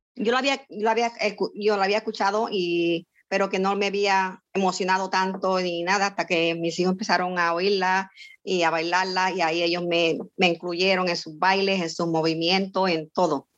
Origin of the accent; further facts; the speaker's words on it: San Lorenzo, Puerto Rico; now in Florida, United States; nací en San Lorenzo, Puerto Rico y resido en el estado de la Florida